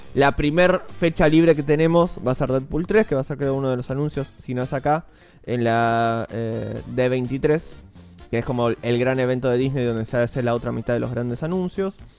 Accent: Argentina; como somos argentinos

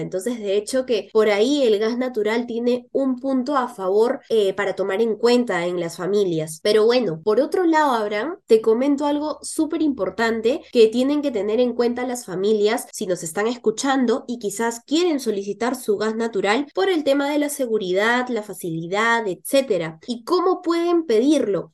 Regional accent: Peru; como peruanos

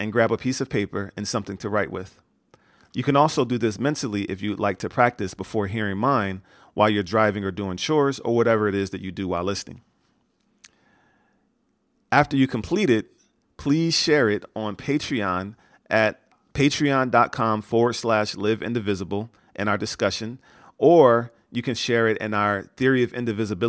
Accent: United States; I grew up in America

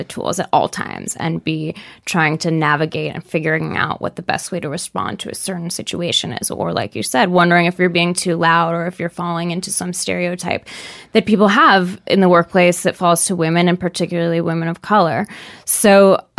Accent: Seattle, Washington, United States; I grew up in Seattle, super liberal

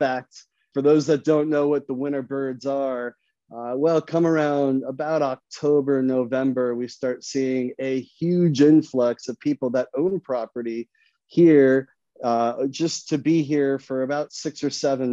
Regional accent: Phoenix, Arizona, United States; I'm from Phoenix, Arizona. I grew up here. So as a native

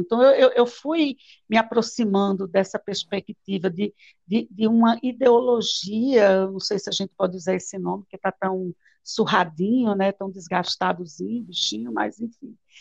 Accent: Palmeira dos Índios, Alagoas, Brazil; Eu nasci numa cidade aqui em Alagoas chamada Palmeira dos Índios.

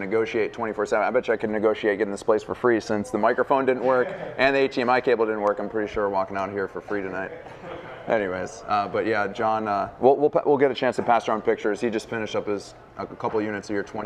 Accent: Mayfield, Ohio, United States; On the east side of Cleveland, where I grew up. I grew up in Mayfield

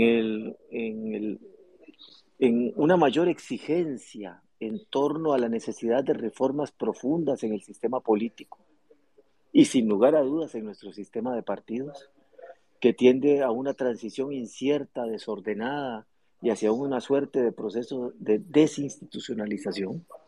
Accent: Costa Rica; Los ticos

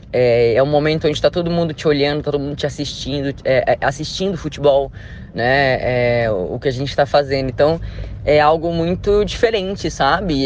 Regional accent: Macapá, Amapá, Brazil; moved away; Eu saí lá de Macapá

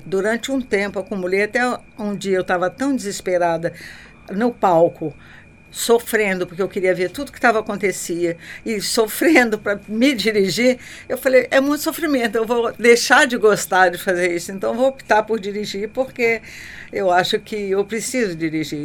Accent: Juiz de Fora, Minas Gerais, Brazil; eu nasci em Juiz de Fora

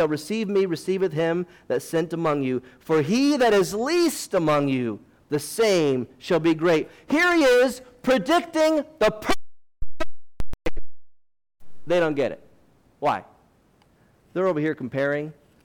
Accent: United States; I'm an American

